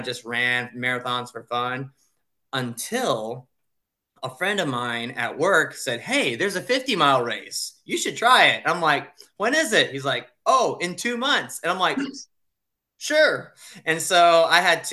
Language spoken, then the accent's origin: English; Japan; moved away; I'm from Japan, born and raised there. I went to an international school.